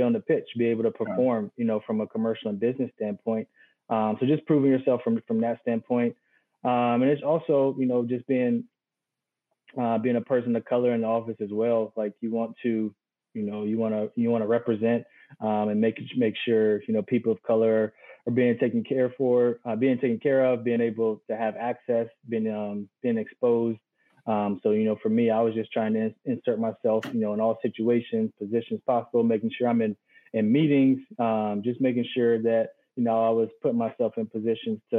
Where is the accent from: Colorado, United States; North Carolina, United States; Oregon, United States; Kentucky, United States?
North Carolina, United States; moved away; my hometown state